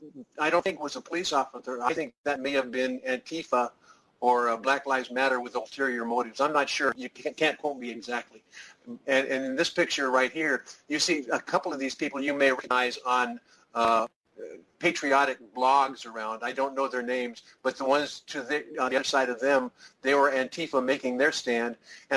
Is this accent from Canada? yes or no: no; San Diego, California, United States; I'm from San Diego. I'm from San Diego.